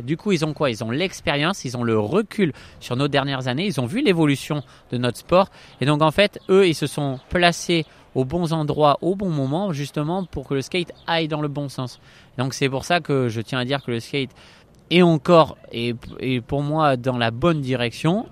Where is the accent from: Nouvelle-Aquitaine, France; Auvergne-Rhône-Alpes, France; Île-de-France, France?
Nouvelle-Aquitaine, France; Bordeaux; born or raised there